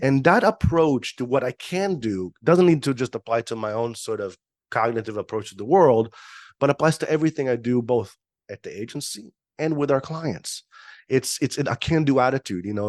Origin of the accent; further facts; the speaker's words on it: Israel; moved away; born and raised in Israel